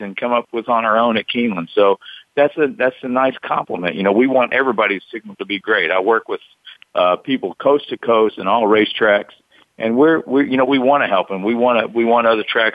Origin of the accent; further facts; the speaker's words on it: Somerset, Kentucky, United States; moved away as an adult; now in Lexington, United States; I moved to Lexington from Somerset, Kentucky, about 80 miles south of here, and got a job at Channel 18. I was in television when I was in high school, a small TV station, TV8 in Somerset.